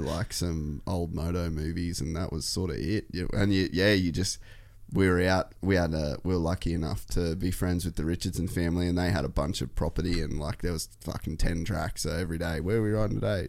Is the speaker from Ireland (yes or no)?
no; Cairns, Queensland, Australia; I grew up in Cairns